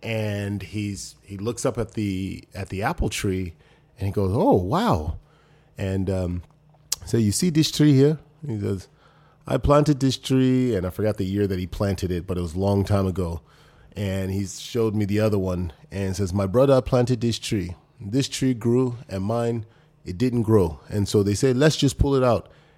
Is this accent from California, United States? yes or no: yes; Los Angeles, California, United States; I think about the struggles personally that I had growing up in South Central Los Angeles and Crenshaw, and then just moving my way up.